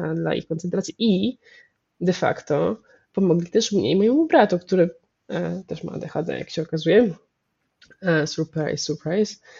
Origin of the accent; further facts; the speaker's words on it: Warsaw, Masovian Voivodeship, Poland; jestem z Warszawy i moja rodzina jest dość warszawska, y, bardzo warszawska, głównie warszawska